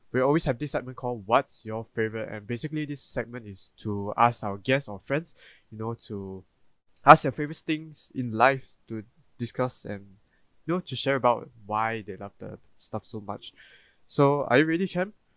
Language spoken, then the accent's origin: English; Malaysia; as a Malaysian